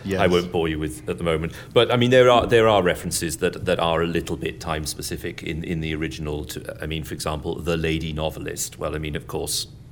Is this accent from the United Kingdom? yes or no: yes; England, United Kingdom; it's hard being English